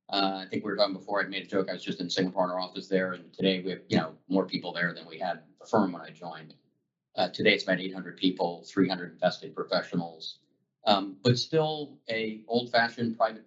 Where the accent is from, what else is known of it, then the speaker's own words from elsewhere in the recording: Dallas, Texas, United States; also born or lived in Colorado / New York / New Jersey / Oklahoma; I was born in Colorado. I bounced around New York, New Jersey, Oklahoma. I grew up in Texas, Dallas, went to school at UT Austin.